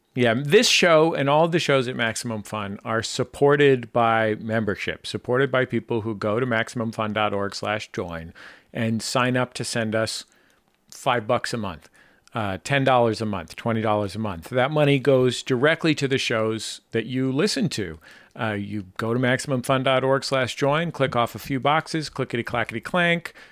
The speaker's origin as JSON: {"language": "English", "town": "San Francisco", "region": "California", "country": "United States", "said": "I'm from San Francisco"}